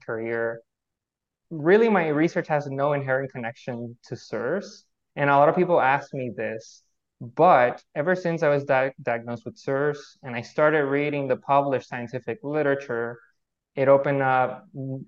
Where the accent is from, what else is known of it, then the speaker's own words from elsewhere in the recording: Puerto Rico; first language Spanish; English is a second language; moved away; also born or lived in Vienna; I'm a Spanish native speaker, so I was born in Puerto Rico, and Spanish is my native language